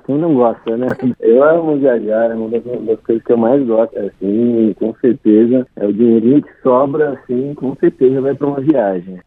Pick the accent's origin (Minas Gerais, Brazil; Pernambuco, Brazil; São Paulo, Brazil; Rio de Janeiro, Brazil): Minas Gerais, Brazil; Poços de Caldas; da cidade de Pós de Caldas, Minas Gerais, que é a minha cidade natal.